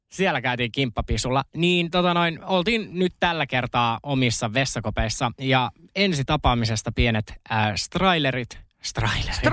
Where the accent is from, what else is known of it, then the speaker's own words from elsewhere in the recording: Uusikaupunki, Southwest Finland, Finland; mä oon uudesta kaupungista kotoisin